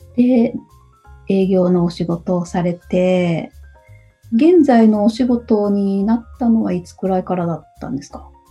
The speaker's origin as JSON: {"language": "Japanese", "town": "Hamamatsu", "region": "Shizuoka", "country": "Japan", "tie": "born or raised there", "also_born_or_lived": "Nagoya", "moved": "yes", "lives_now": "Kakegawa, Japan", "said": "の今は掛川ですけど、えー、うん、浜松の方です。"}